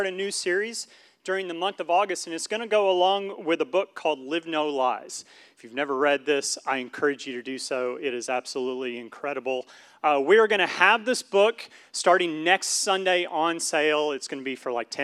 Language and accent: English; Syracuse, New York, United States; I was born around Syracuse, New York, so we got that Syracuse thing going on